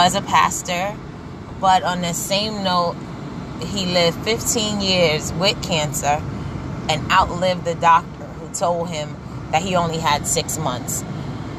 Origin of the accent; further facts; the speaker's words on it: New York City, New York, United States; growing up in Brooklyn